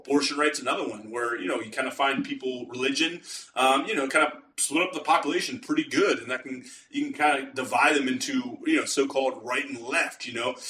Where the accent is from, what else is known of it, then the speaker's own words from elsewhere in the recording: Pittsburgh, Pennsylvania, United States; I'm from the Pittsburgh area, Western Pennsylvania.